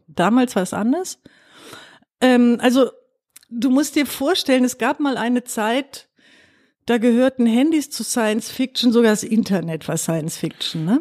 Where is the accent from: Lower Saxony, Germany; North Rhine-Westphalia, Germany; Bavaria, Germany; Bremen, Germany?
North Rhine-Westphalia, Germany; Duisburg; ich bin Duisburgerin, bin im Süden allerdings groß geworden